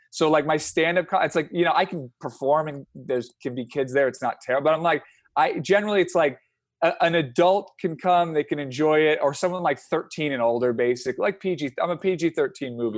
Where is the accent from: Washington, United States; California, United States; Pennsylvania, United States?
California, United States; San Francisco; we grew up in San Francisco, so, San Francisco area